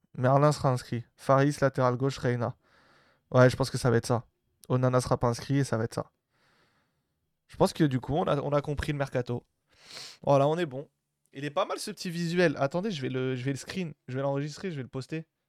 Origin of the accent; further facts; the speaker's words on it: Algeria; also born or lived in Marseille; je suis algérien